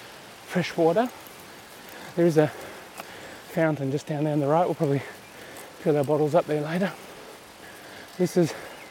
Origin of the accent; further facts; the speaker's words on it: Australia; now in Stabio, Switzerland; I'm actually Australian. I rent a house in Europe. I own a house in Australia.